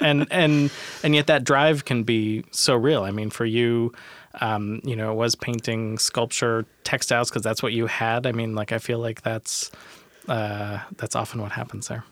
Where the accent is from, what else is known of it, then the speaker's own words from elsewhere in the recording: Tacoma, Washington, United States; I'm from Tacoma